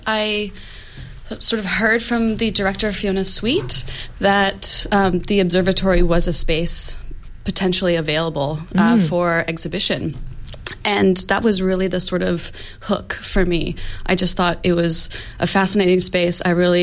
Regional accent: United States; now in Australia; I'm also from the U.S.

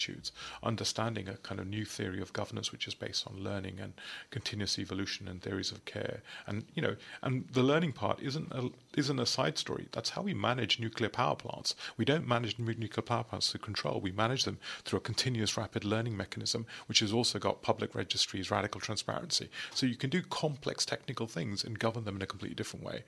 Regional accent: United Kingdom; I'm obviously British

